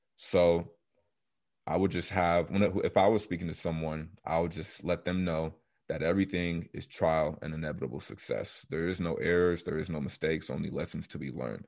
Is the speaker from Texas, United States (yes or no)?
yes; Coppell, Texas, United States; also born or lived in Nigeria; I was born in Dallas, Texas, specifically Coppell. I was raised with four of my siblings